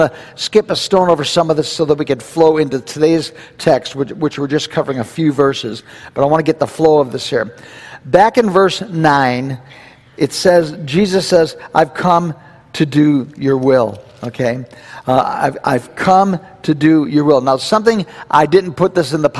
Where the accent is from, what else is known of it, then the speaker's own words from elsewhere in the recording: United States; we're Americans.